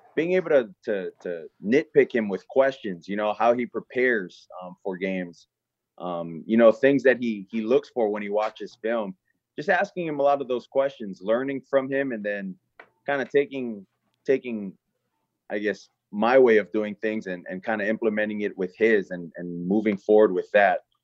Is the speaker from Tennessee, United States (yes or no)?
no; Hawaii, United States; moved away; I'm from Hawaii. I'm kid from an island